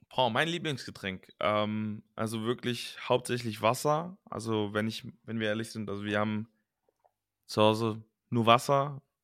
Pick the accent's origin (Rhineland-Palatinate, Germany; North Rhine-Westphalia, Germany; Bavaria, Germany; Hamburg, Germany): North Rhine-Westphalia, Germany; Cologne area; also born or lived in Düsseldorf; ich bin in Düsseldorf geboren und dann in Langenfeld und Leverkusen und im Kölner Raum aufgewachsen